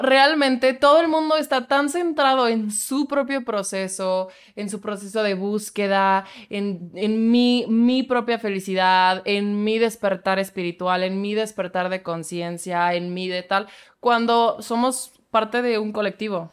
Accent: Mexico; accent: fresa; mi pinche acento fresa

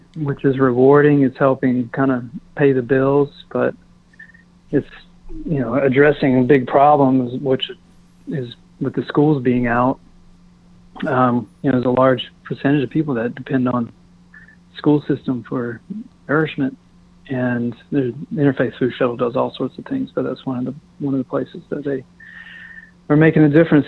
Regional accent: Eastern North Carolina, United States; I'm from Eastern NC

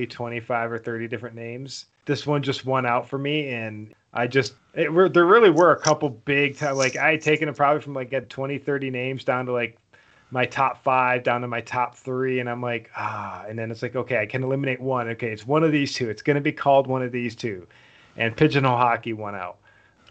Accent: Buffalo, New York, United States; moved away as an adult; also born or lived in Washington, D.C.; now in Utah, United States; Born and raised in Buffalo, lived in D.C. in 2008 and then beyond

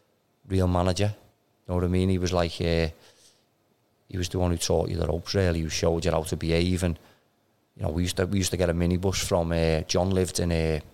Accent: Croxteth, North West England, United Kingdom; So I grew up in Crochy, right next to the Red Drum.

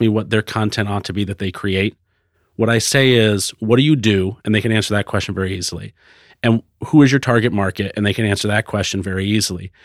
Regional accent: Florida, United States; also born or lived in Concord, New Hampshire; now in Portland, United States; I grew up in Florida

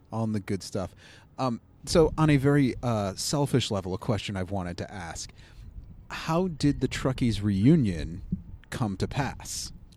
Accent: Cleveland, Ohio, United States; accent: Cleveland; I'll just do my Cleveland accent I've been told I have

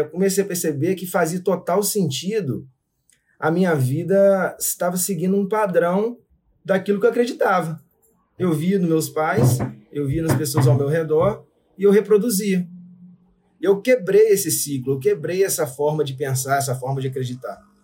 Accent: São José de Ubá, Rio de Janeiro, Brazil; accent: mineiro; moved away as an adult; now in Vila Velha, Brazil; São José de Ubar, interior do Rio de Janeiro. Muito pequenininho, próximo a Itaperuna.

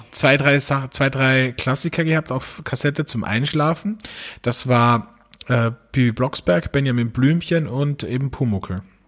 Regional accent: Austria; bei uns in Österreich

